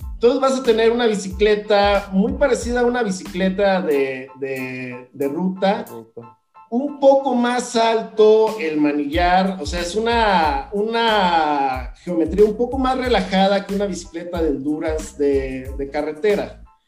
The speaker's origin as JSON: {"language": "Spanish", "region": "Veracruz", "country": "Mexico", "moved": "as an adult", "lives_now": "Mexico City, Mexico", "said": "vengo del puerto de Veracruz"}